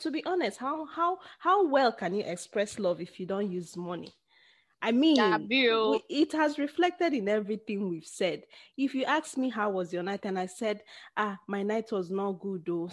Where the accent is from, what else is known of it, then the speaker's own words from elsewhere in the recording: Nigeria; we Nigerians